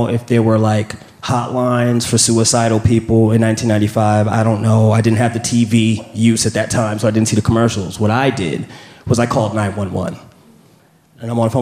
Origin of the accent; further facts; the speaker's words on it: New York City, New York, United States; also born or lived in Queens / Harlem; I'm from New York